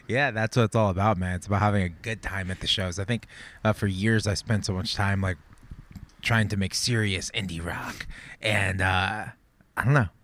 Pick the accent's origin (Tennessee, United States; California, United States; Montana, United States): California, United States; Santa Barbara; born and raised in Santa Barbara